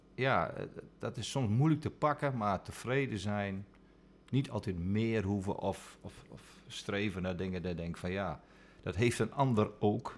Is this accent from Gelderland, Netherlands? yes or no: no; Friesland, Netherlands; ik ben in Friesland opgegroeid